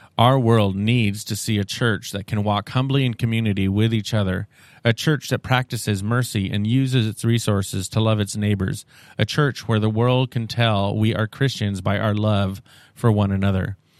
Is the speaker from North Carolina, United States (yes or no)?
no; Seattle, Washington, United States; I'm from Seattle